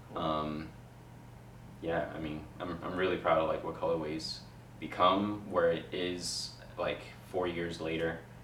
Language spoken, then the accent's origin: English; New York City, New York, United States; I'm from Queens, so like to be able to like actually make a difference for uh, like for the kids in the borough I grew up